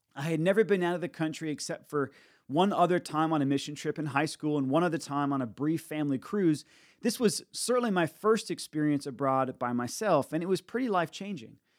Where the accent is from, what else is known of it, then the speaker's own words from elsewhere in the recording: United States; also born or lived in Nashville, Tennessee; now in Tampa, United States; I see it in myself as an American